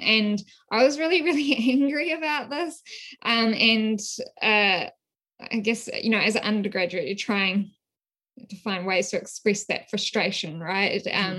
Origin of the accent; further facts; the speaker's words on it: West Papua, Indonesia; also born or lived in New Zealand; So as you might be able to tell from my accent, I'm originally from New Zealand. My research in this field, it's really emerged from my experiences growing up in West Papua.